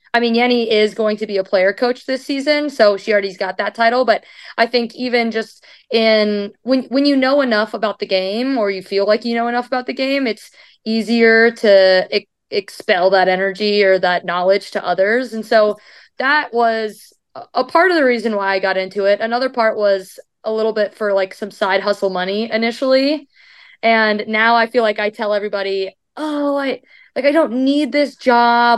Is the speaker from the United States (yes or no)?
yes; Iowa, United States; moved away as an adult; now in Louisville, United States; Iowa is my hometown